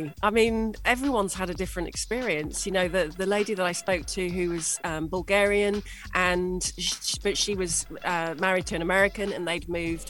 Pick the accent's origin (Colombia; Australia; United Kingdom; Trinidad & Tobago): United Kingdom; moved away as an adult; now in United Arab Emirates; as a Brit moving to the UAE